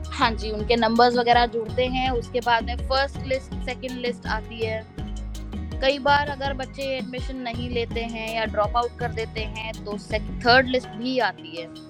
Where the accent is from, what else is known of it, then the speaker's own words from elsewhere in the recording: Noida, Uttar Pradesh, India; मैं नोएडा से हूँ तो जामिया में पढ़ना ज़्यादा बेटर लगा क्योंकि घर के पास है